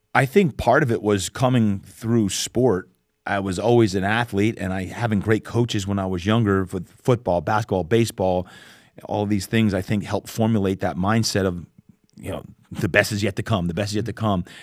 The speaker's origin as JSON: {"language": "English", "region": "New Jersey", "country": "United States", "tie": "born or raised there", "moved": "yes", "lives_now": "San Diego, United States", "said": "I grew up back in New Jersey"}